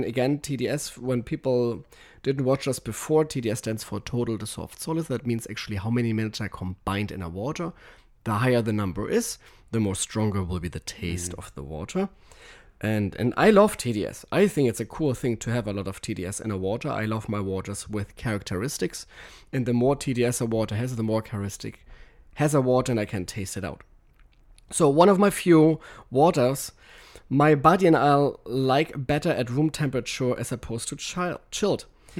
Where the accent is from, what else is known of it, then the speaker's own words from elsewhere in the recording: Germany; I apologize as a German right here.